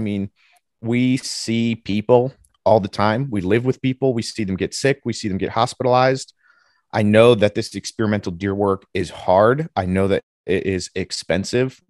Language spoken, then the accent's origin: English; New Jersey, United States; moved away as an adult; also born or lived in Ohio, United States; I'm from New Jersey originally